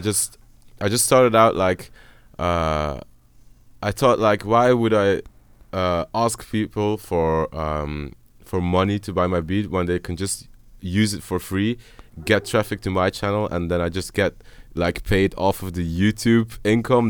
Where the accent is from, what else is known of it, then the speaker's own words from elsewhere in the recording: Dutch speaking part, Flanders, Belgium; I'm from the Dutch speaking part